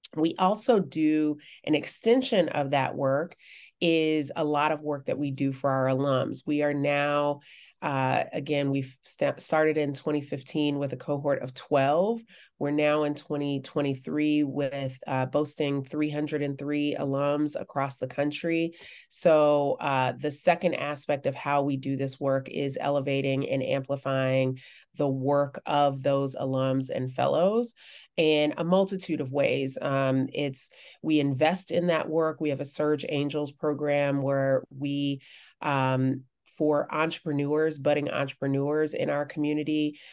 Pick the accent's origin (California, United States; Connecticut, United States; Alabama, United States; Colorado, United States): Alabama, United States; Birmingham; growing up in Birmingham